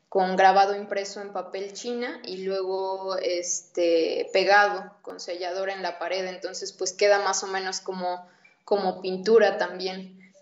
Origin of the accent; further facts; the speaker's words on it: Puebla, Mexico; Yo crecí en Puebla